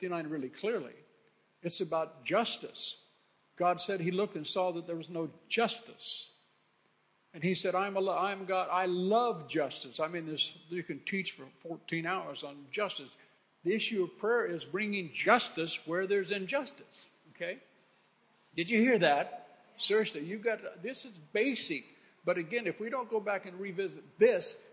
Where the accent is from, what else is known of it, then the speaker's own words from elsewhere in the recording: the West, United States; moved away; growing up in the West